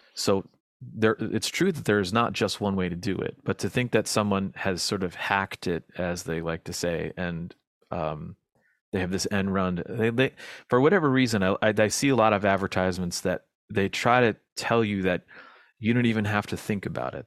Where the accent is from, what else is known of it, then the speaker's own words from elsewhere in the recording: United States; as an American